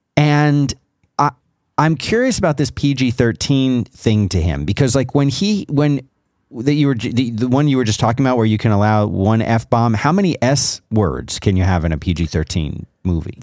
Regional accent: South Florida, United States; as a kid growing up in South Florida

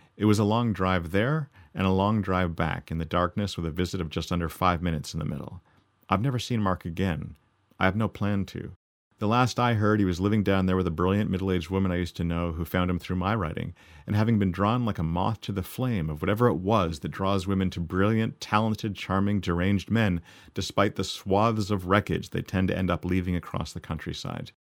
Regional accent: Canada; up here in Canada

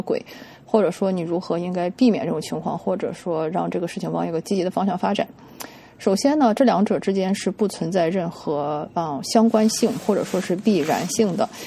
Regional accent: China; 我们中国人经常说的啊，男才女貌，门当户对

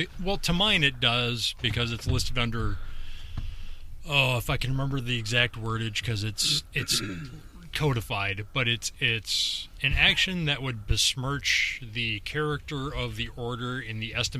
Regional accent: Northern Ireland, United Kingdom; But at the same time, I am Northern Irish, and I'm a deviant.

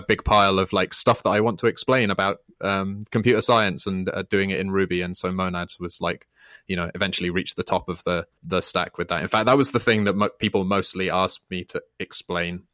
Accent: United Kingdom; I'm British

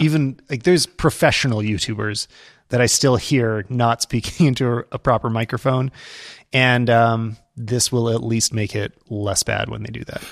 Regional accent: Canada; as a Canadian

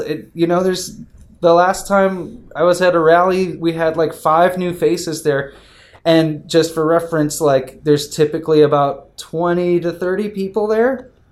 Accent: Detroit, Michigan, United States; I'm born and raised in Detroit

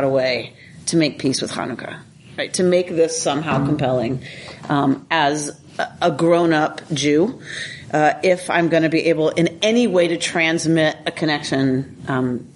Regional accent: United States; also born or lived in Duluth, Minnesota; as American Jews

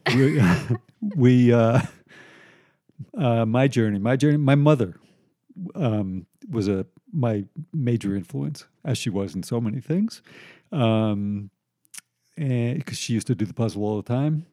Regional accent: Long Island, New York, United States; I grew up on Long Island. Um, I was born in New York, lived here till I was like five, moved to Long Island

